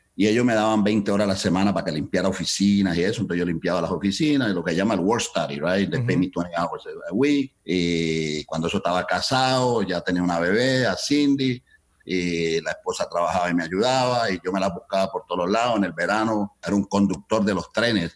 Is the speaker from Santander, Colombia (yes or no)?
no; Cali, Valle del Cauca, Colombia; moved away as an adult; now in Chicago, United States; yo emigré ah, de Colombia, de Cali, Colombia a este país en 1972.